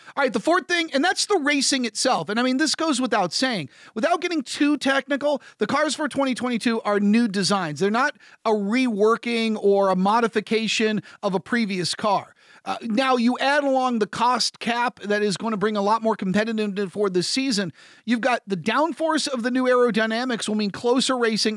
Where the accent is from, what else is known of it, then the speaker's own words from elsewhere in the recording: United States; as an American